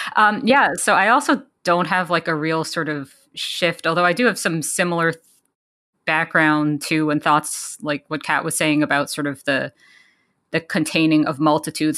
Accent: New York City, New York, United States; I grew up in New York City

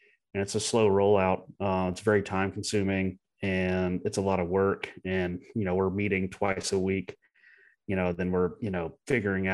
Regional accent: United States; also born or lived in Germany; they knew I'm American

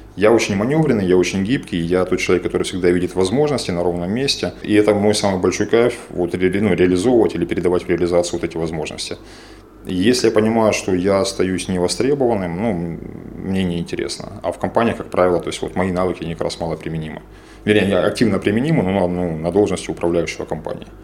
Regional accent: Donetsk, Donetsk Oblast, Ukraine; moved away as an adult; also born or lived in Dnipropetrovsk; now in Kyiv, Ukraine; я из Донецка, я третье поколение

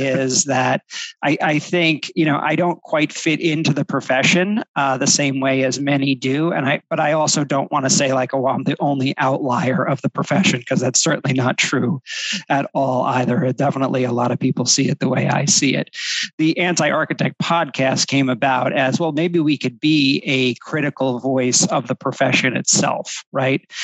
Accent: New Jersey, United States; moved away as an adult; also born or lived in Florida / California; now in New York, United States; I grew up in New Jersey

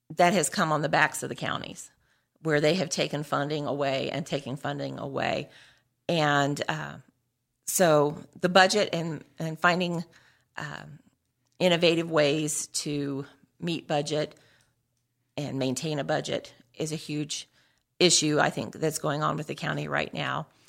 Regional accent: New Castle, Indiana, United States; I grew up in Newcastle, graduate of Newcastle Chrysler High School.

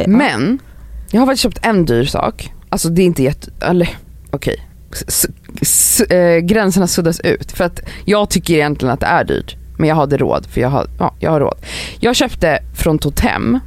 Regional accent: Stockholm, Stockholm County, Sweden; now in Stockholm, Sweden; när jag växte upp i Farsta

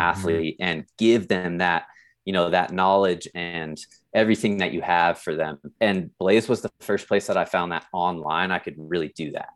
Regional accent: San Diego, California, United States; moved away as an adult; now in South Lake Tahoe, United States; I grew up in San Diego. and then ended up right here in South Lake Tahoe

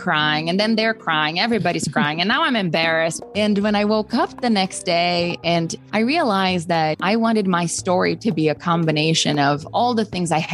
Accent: Brazil; moved away; growing up, particularly like growing up in Brazil

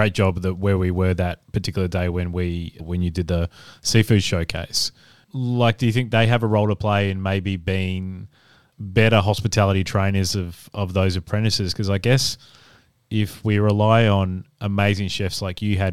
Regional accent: Adelaide, South Australia, Australia; also born or lived in Brisbane / Perth; now in Melbourne, Australia; I'm originally from Adelaide

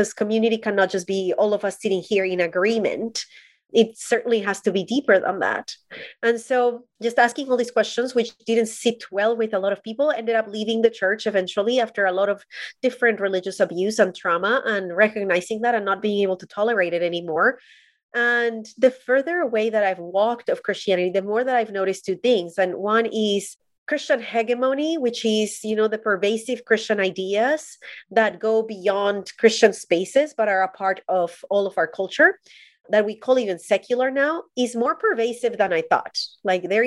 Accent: Colombia; I am Colombian. I was born and raised in Colombia

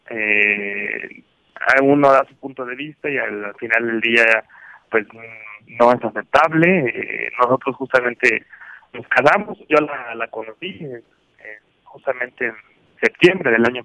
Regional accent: Mexico; mi novia, de hecho, es asiática, es china y yo soy mexicano

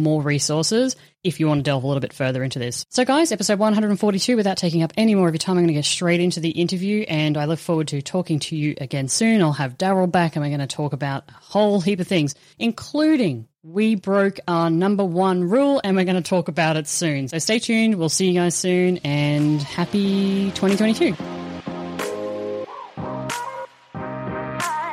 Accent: Australia; as an Australian

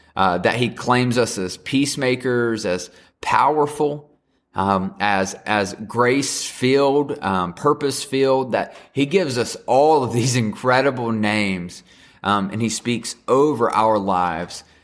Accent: the South, United States; I'm just from the South and can't say things correctly.

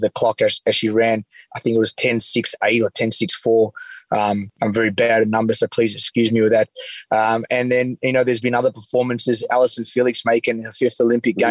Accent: Australia; as an Australian

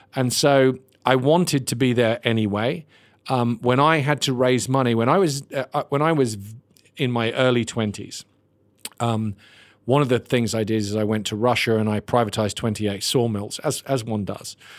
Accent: Ireland; I'm Irish

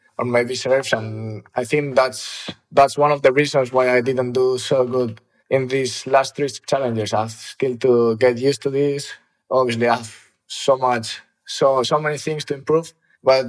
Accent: Ávila, Castile and León, Spain; also born or lived in Madrid; I was born in Madrid. And when I was 1 year old, I think my parents moved to Avila.

